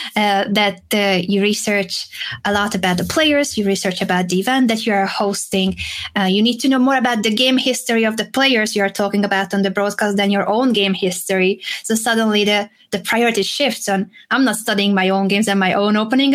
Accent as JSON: {"language": "English", "country": "Hungary", "tie": "born or raised there", "also_born_or_lived": "Madrid, Spain", "second_language": "English", "moved": "as an adult", "said": "I was born in Hungary"}